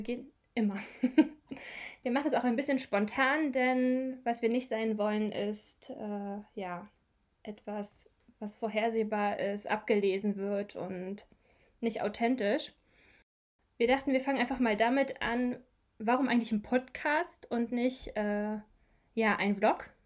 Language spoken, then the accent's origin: German; Brandenburg, Germany; moved away as an adult; now in Eutin, Germany; ich komme eigentlich auch ursprünglich, also ich komme aus Brandenburg